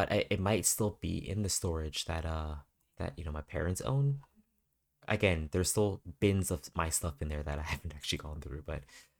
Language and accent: English; Canada; Yeah, I'm born here.